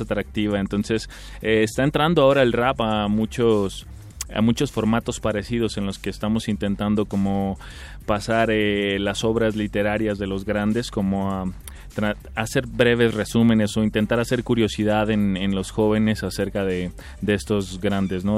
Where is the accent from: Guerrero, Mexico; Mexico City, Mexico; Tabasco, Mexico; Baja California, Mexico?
Baja California, Mexico; Tijuana; yo nací en Tijuana, Baja California un 24 de marzo de 1986